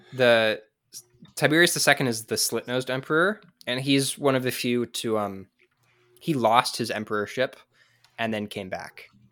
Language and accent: English; San Diego, California, United States; now in Utah, United States; I'm from San Diego, but I live in Utah right now